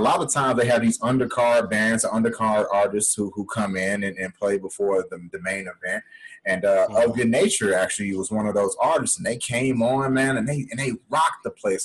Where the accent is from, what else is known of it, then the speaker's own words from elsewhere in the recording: Chicago, Illinois, United States; we're both from Chicago